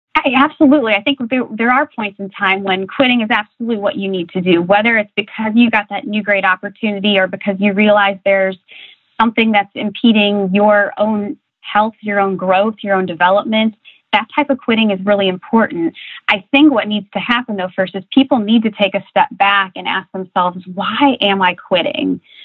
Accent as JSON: {"language": "English", "town": "Republic", "region": "Ohio", "country": "United States", "tie": "born or raised there", "said": "the town I was born and raised in, Republic, Ohio, population 16, uh, population 600"}